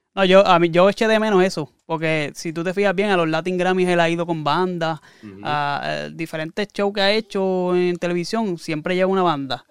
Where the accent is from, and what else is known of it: Puerto Rico